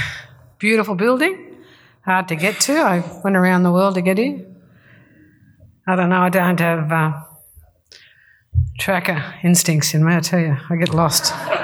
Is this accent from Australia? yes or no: yes; Cowra, New South Wales, Australia; I come from Erambi Aboriginal Reserve in Cowra, New South Wales, and I belong to the Clare River people.